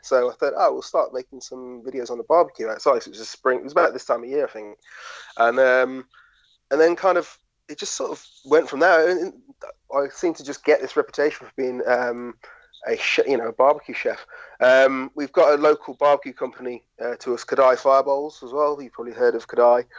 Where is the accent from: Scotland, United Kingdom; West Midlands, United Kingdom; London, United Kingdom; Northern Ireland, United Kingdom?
West Midlands, United Kingdom; Shropshire; I'm a lad from Shropshire